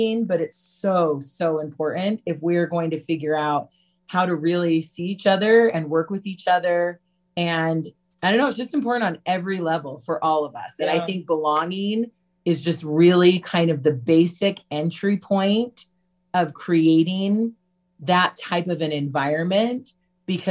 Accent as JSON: {"language": "English", "region": "Utah", "country": "United States", "tie": "born or raised there", "said": "growing up in Utah"}